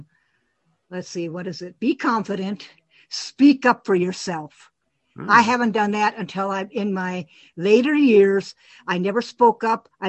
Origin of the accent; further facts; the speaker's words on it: California, United States; moved away as an adult; also born or lived in Sheboygan, Wisconsin; now in Arizona, United States; at five, we moved here to California, and I've been here ever since.